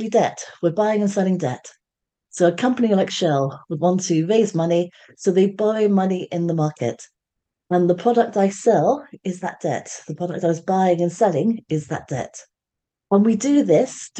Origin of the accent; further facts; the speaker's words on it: London, United Kingdom; now in Surrey, United Kingdom; I am a Londoner. So even though I live in Surrey, I'm a Londoner. So it makes that connection between where I am now and where I came from.